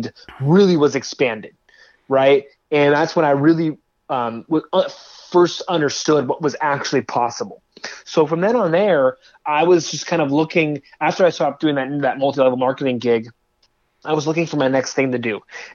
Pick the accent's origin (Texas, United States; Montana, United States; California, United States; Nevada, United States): California, United States; I grew up out here in California